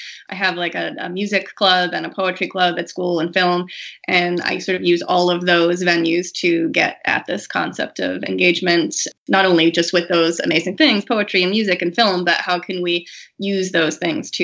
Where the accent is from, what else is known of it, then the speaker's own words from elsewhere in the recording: Massachusetts, United States; also born or lived in Colorado; I grew up in Massachusetts